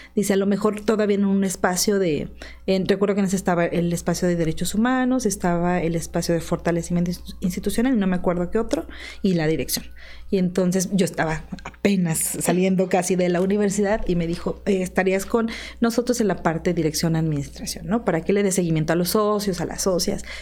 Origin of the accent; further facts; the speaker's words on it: Tlaxcala, Mexico; also born or lived in State of Mexico; soy originaria del estado de Tlaxcala y originaria de Tlaxcala, digamos de Cotlán, Tlaxcala